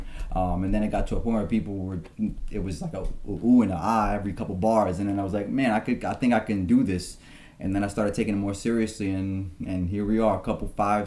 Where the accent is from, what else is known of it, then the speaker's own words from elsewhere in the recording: New York City, New York, United States; moved away as an adult; now in Wappingers Falls, United States; Originally, I'm from New York City. I was born in the Bronx, and I lived there for most of my life. And then I moved up here around 2010